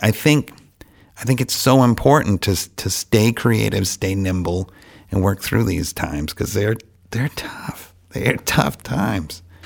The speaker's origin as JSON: {"language": "English", "town": "Franklin", "country": "United States", "tie": "born or raised there", "said": "I was born and raised in Franklin"}